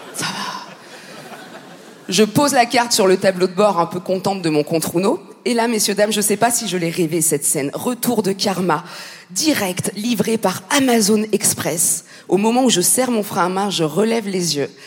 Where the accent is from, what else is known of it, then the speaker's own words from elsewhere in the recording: Paris, Île-de-France, France; je suis, française, tout simplement. Et, moi, je suis française ascendant parisienne